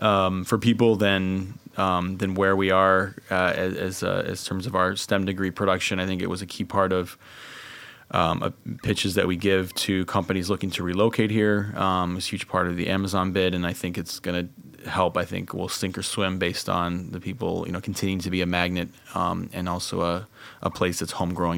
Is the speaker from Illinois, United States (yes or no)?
yes; Bloomington, Illinois, United States; I grew up in central Illinois. So I grew up in Bloomington Normal, university town, and went to University of Illinois.